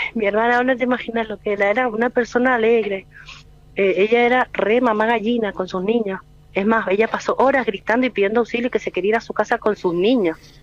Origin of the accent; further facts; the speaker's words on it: Mendoza, Argentina; nosotros somos de Mendoza